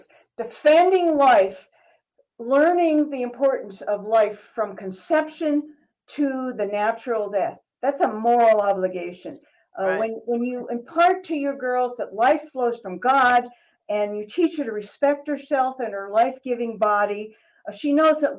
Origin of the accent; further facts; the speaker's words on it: New York, United States; I grew up in New York State